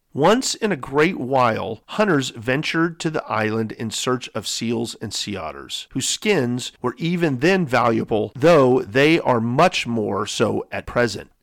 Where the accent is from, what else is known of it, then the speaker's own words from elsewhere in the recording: San Diego, California, United States; growing up in San Diego, California